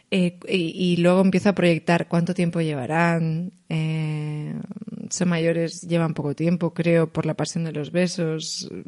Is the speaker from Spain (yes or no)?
yes; Spain; O sea, noto una conexión brutal, siendo española, con mm. ellos en la forma de mirar